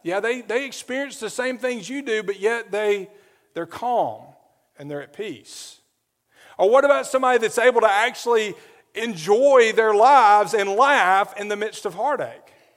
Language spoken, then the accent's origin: English; Adamsville, Alabama, United States; moved away as an adult; also born or lived in New Orleans; where I grew up in Adamsville